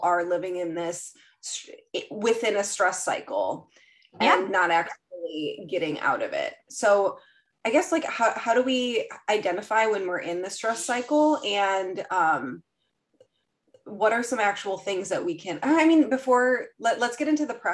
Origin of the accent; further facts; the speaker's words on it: Midwest, United States; I'm from the Midwest